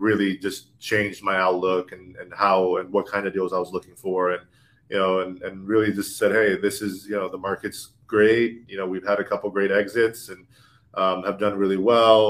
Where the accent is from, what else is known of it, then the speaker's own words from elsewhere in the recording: Orlando, Florida, United States; moved away as an adult; now in Los Angeles, United States; I'm from Orlando, Florida